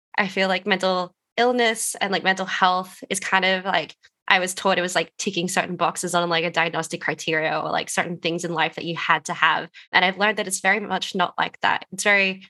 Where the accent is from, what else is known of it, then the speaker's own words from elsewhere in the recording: Wadjuk Noongar land, Western Australia, Australia; moved away; I'm calling in from Solomon Warrandry land today, but I'm originally from the land of the Wadjuk Noongar people over in WA